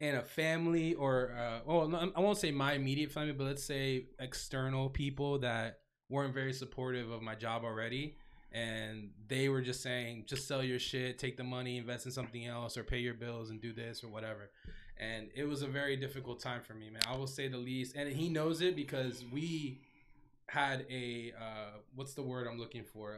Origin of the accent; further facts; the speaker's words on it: Davie, Florida, United States; also born or lived in Tallahassee / Orlando / Miami; I'm from Davie, born and raised Florida.